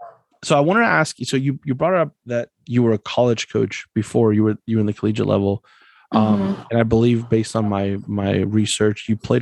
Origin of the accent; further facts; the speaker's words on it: Broward County, Florida, United States; moved away; I grew up in Broward County. So, and I went to college at Nova Southeastern.